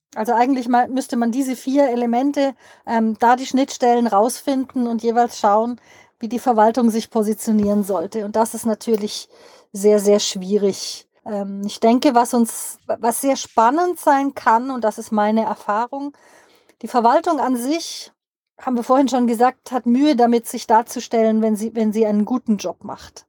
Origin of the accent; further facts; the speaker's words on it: Switzerland; bei uns in der Schweiz